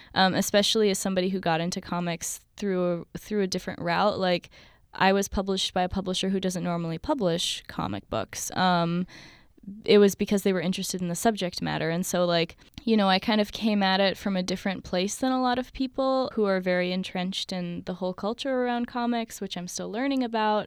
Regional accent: Palestine

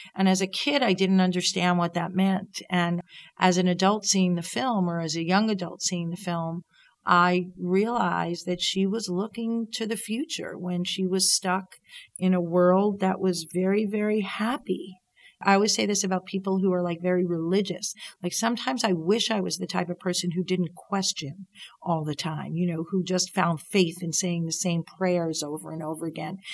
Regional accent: Long Island, New York, United States; I grew up on Long Island, and my dad was part of a bowling league

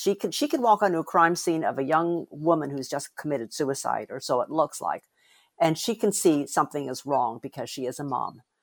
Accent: United States; I'm Asian American

